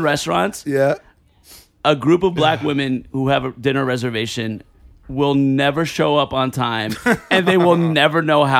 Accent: New Jersey, United States; I got mugged in my hometown in Jersey.

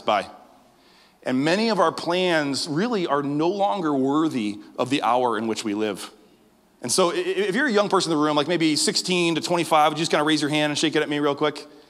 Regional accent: Western New York, United States; I was born in Western New York

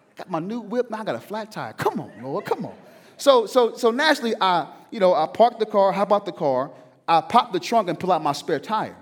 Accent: the South, United States; I'm from the South

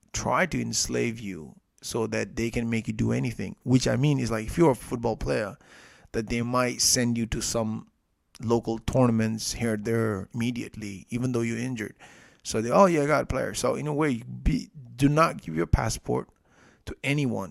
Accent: Nepal; I'm from Nepal

